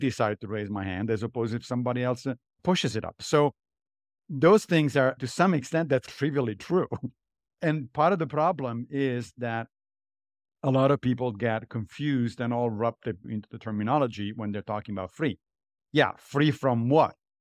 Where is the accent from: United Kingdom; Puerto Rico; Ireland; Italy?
Italy; moved away as an adult; now in New York, United States; I grew up in Italy